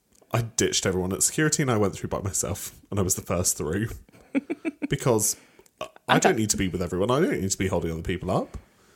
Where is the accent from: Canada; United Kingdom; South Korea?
United Kingdom; Southern England; accent: Southern; But even, like, I don't think I really have like a regional accent whatsoever. You can tell you're Southern. But you know I'm British.